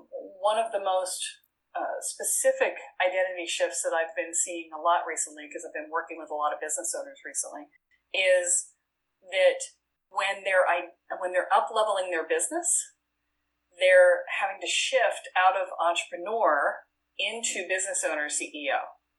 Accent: Boston, Massachusetts, United States; now in Richmond, United States; I moved from Boston to Richmond, Virginia, and you want to talk an identity shift, right? It's like I went from being a Yankee to being a Southerner, right?

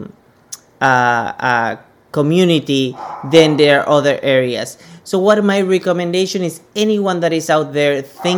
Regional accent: Panama; moved away as an adult; also born or lived in Rhode Island; now in Phoenix, United States; originally I'm from Panama. So I'm coming from Central America

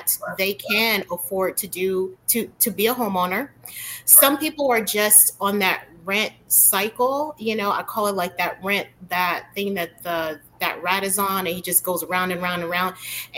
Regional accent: Chicago, Illinois, United States; I was raised in Chicago

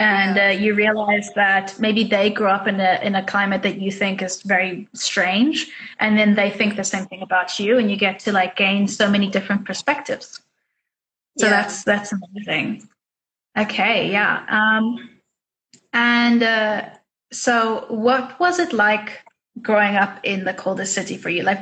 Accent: South Africa; also born or lived in Shenzhen, China; now in Spain; I grew up in South Africa. It's very hot

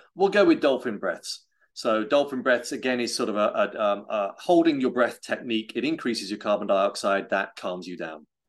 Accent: United Kingdom; I'm British

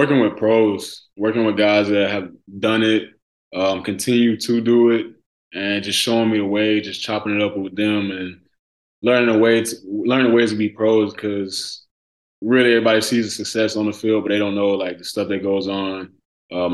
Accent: Birmingham, Alabama, United States; moved away as an adult; also born or lived in Huntsville, Alabama; when I moved back to Birmingham from Huntsville

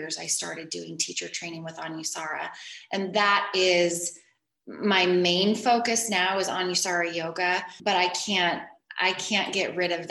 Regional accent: Seattle, Washington, United States; moved away as an adult; now in Coeur d'Alene, United States; I grew up in the Seattle area

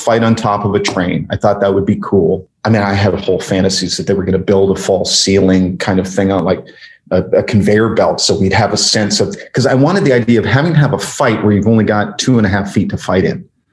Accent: Canada; I'm Canadian

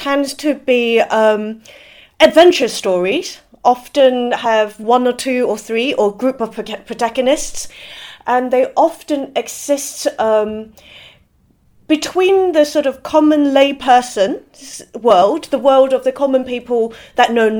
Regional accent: Hong Kong; also born or lived in Shenzhen; I grew up in Hong Kong in the 80s and 90s

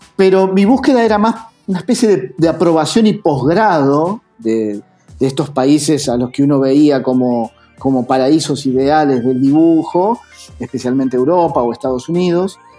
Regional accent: Argentina; also born or lived in Buenos Aires; trabajar afuera siendo argentino

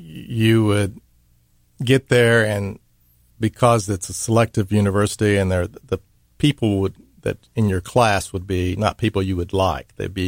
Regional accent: Mississippi, United States; well, I'm from Mississippi, right?

